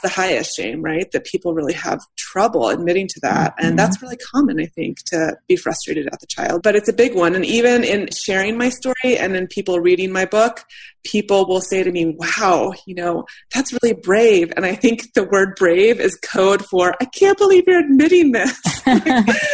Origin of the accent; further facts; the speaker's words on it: United States; I'm white, I'm straight, I'm American and middle class